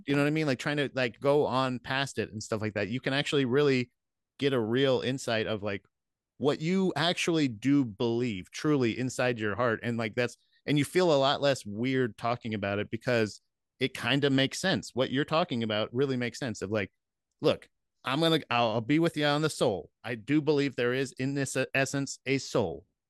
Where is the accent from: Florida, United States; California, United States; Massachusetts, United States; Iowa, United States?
Florida, United States; growing up in Florida